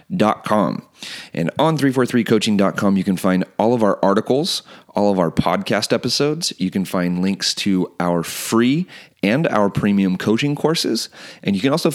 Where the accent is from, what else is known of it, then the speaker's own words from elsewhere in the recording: United States; I'm also Croatian. I was born here in the United States, but my dad made his way here from Croatia in the mid-80s